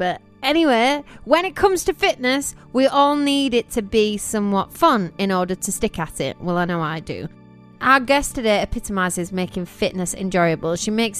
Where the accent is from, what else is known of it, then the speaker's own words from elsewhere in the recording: York, Yorkshire and the Humber, United Kingdom; And I'm from Old York as well